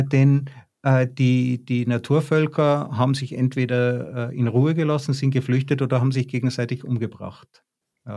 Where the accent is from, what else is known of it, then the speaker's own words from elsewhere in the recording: Tyrol, Austria; ich bin in Tirol aufgewachsen